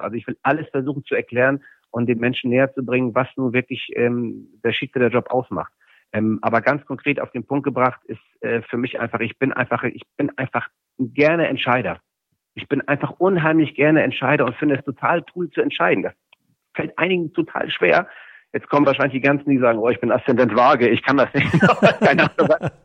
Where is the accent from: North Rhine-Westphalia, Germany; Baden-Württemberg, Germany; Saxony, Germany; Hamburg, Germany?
Hamburg, Germany; Ich bin, bin äh, in Hamburg-Mansberg aufgewachsen, in einer Plattenbausiedlung